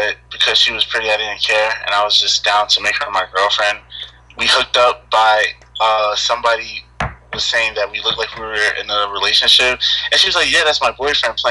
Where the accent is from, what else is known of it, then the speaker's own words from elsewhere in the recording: Elizabeth, New Jersey, United States; I'm straight from the 908. I'm representing Elizabeth from Jersey.